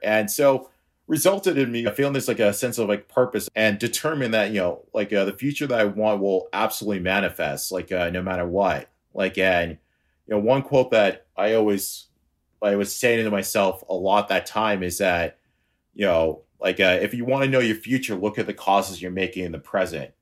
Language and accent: English; Boston, Massachusetts, United States; I'm from Boston, and I'm a freelance web developer